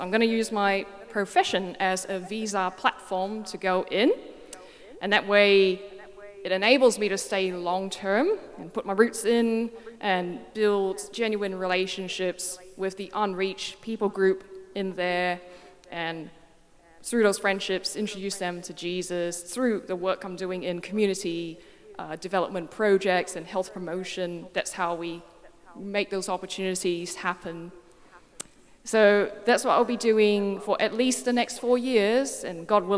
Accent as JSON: {"language": "English", "town": "Perth", "region": "Western Australia", "country": "Australia", "tie": "born or raised there", "also_born_or_lived": "Singapore", "accent": "mixed", "said": "I was born in Singapore and came to Perth when I was 8 years old. So that may explain why my accent's a little bit mixed."}